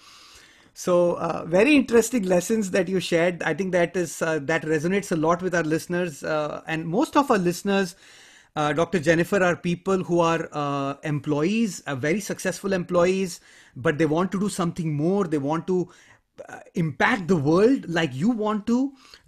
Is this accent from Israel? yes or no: no; India; I grew up in a culture, I come from India, I grew up in a culture where stranger danger is a reality.